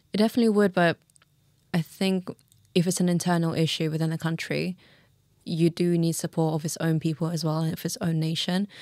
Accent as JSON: {"language": "English", "region": "London", "country": "United Kingdom", "tie": "born or raised there", "also_born_or_lived": "Tashkent, Uzbekistan"}